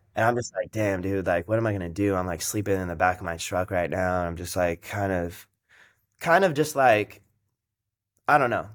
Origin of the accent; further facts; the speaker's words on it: Las Vegas, Nevada, United States; now in Los Angeles, United States; I was born and raised in Vegas